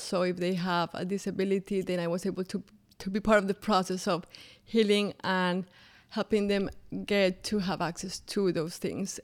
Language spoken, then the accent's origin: English; Bogotá, Colombia; English is a second language; moved away as an adult; now in Orlando, United States; I grew up in Bogota, Colombia